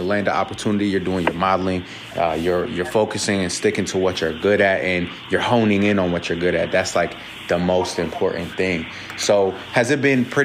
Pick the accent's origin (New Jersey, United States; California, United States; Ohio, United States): Ohio, United States; moved away as an adult; now in Los Angeles, United States; I'm originally from Ohio, so I'm from the Midwest too, and like just I've been out here for like 3 years now